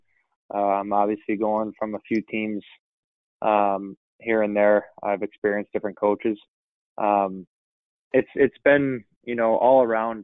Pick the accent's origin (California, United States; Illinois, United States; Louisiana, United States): Illinois, United States; Chicago; I grew up in Chicago